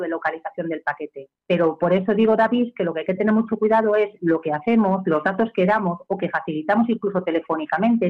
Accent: Spain; soy española

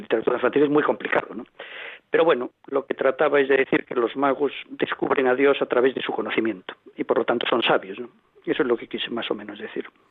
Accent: Galicia, Spain; yo soy gallego, como se me nota

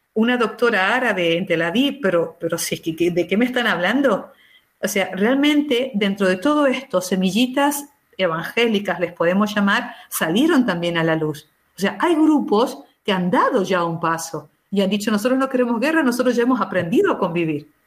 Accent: Argentina; now in Israel; Yo que soy argentina

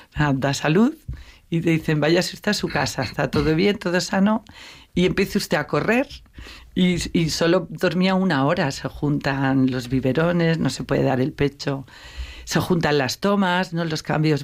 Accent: Navarre, Spain; moved away as an adult; also born or lived in Madrid; yo sí que procedo de una familia de fe, navarra

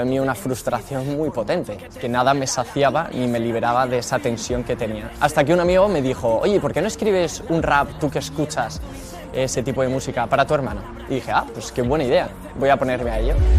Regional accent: Madrid, Community of Madrid, Spain; soy de Madrid y me dedico pues, a evangelizar

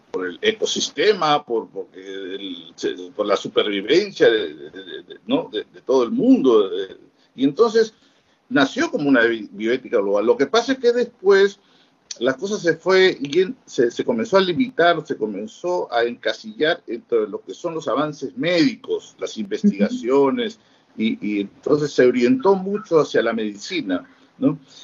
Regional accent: Peru; somos del Perú

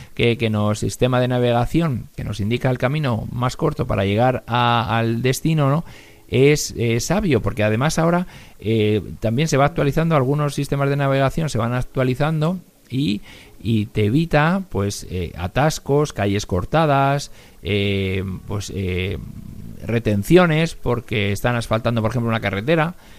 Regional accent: Spain; aquí en España

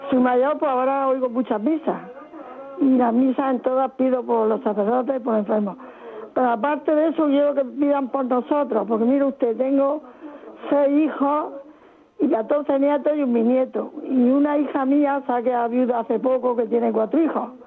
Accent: Murcia, Region of Murcia, Spain; Soy de Murcia, pero soy eh, estoy en la parroquia de Santa Cruz.

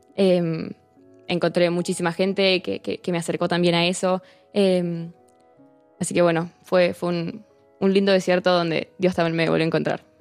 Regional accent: Buenos Aires, Argentina; moved away as an adult; now in Santiago de Compostela, Spain; soy de Argentina, nací allá en, Buenos Aires em, y, bueno, tengo 21 años, vivo ahí con, con mi familia

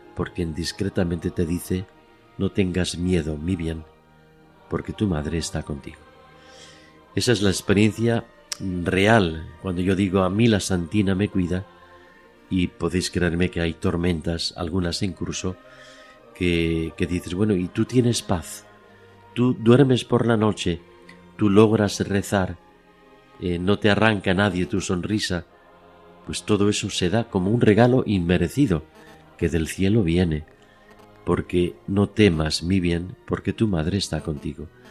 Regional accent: Madrid, Community of Madrid, Spain; now in Oviedo, Spain; yo estaba eh, en mi casa de Madrid en un otoño y yo contaba con cinco años

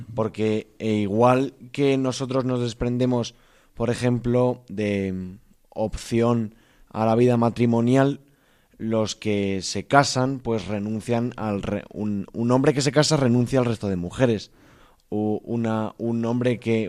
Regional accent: Valencia, Valencian Community, Spain; soy de Valencia

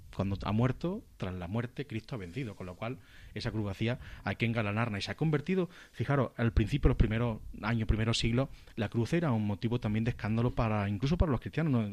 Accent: Spain; los españoles lo celebramos dos días

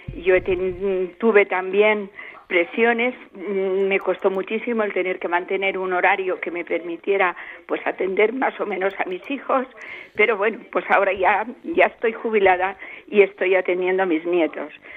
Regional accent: Valencia, Valencian Community, Spain; now in Teruel, Spain; Yo soy de Valencia, pero mi hija está aquí en Teruel

